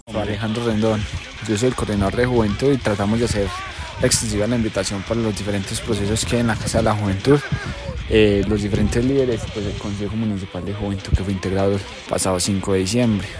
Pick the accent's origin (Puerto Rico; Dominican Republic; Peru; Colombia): Colombia; Sonsón, Antioquia; yo vengo de Ronzón